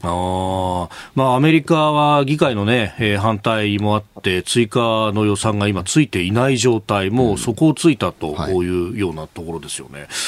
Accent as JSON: {"language": "Japanese", "town": "Yokosuka", "region": "Kanagawa", "country": "Japan", "tie": "born or raised there", "also_born_or_lived": "Yokohama", "said": "横須賀生まれ横須賀育ち大学は横浜で過ごしました"}